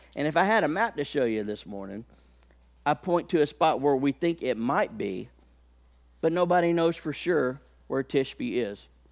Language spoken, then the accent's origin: English; Haleyville, Alabama, United States; I come from a town in Alabama. I was born in Haleyville, Alabama.